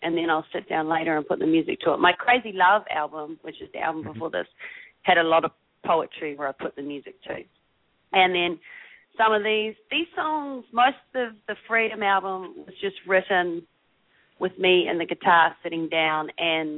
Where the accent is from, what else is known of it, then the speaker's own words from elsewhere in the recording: New Zealand; moved away as an adult; also born or lived in Austin, United States; now in Los Angeles, United States; I'm from New Zealand, a tiny little island.